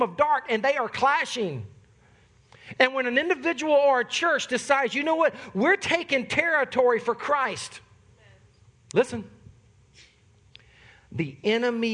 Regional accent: the South, United States; I'm from the South

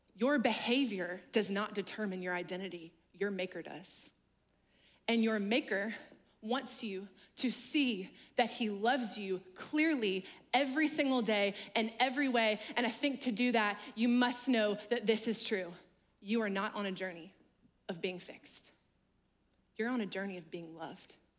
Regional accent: Louisiana, United States; now in North Carolina, United States; I'm actually originally from Louisiana

